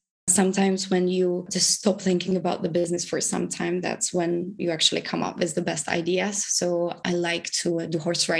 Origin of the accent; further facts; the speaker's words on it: Prague, Czechia; I am from the Czech Republic, from Prague initially, so that's where I spend most of the months